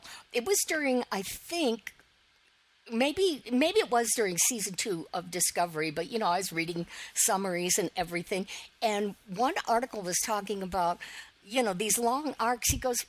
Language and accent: English; Detroit, Michigan, United States; as a kid growing up in the Detroit area.